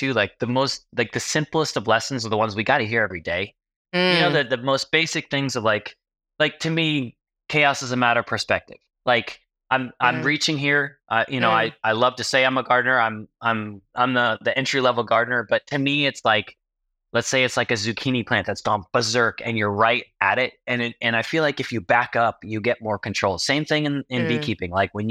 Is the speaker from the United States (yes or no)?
yes; New York, United States; also born or lived in Los Angeles; now in Tennessee, United States; So I grew up in New York, was working in the film business and then firefighting in LA, and then got married and we decided to move to Tennessee to be closer to some family members